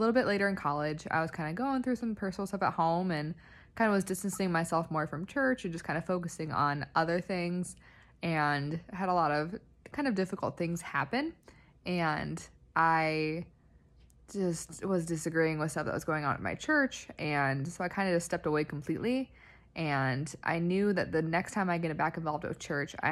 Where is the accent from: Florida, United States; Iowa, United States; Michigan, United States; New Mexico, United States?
Iowa, United States; I'm from Iowa, so I'm a Midwesterner